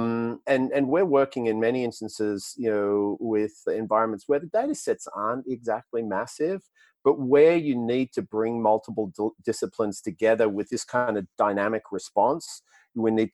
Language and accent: English; Australia; accent: Australian; That's the Australian accent. Yeah, American isn't my first language. Unfortunately, it's Australian.